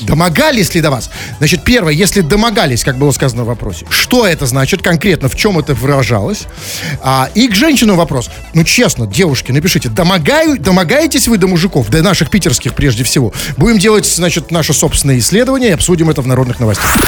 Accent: Saint Petersburg, Russia; что же мы за петербуржцы с вами такие

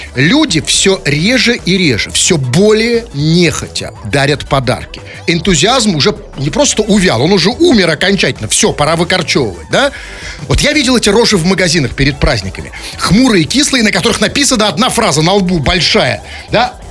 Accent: Saint Petersburg, Russia; мы здесь выросли среди парадных

